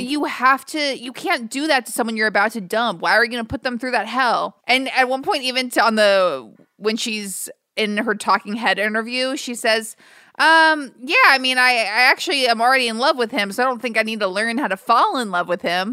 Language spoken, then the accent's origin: English; United States; also born or lived in New York / Los Angeles; being white and growing up in New York